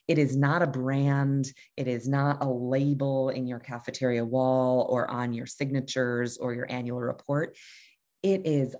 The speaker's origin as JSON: {"language": "English", "town": "Hartford", "region": "Connecticut", "country": "United States", "said": "I'm from Hartford, Connecticut"}